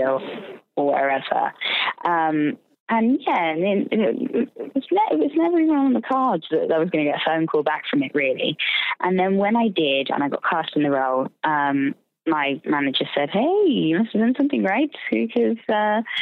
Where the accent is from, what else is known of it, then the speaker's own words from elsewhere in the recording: United Kingdom; also born or lived in London; I'm a Brit